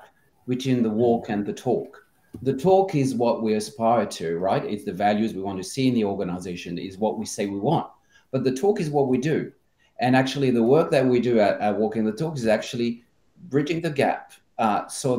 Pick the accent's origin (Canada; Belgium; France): France; also born or lived in Australia / Asia; now in Amsterdam, Netherlands; I'm from France originally, spent half my life in Australia and in Asia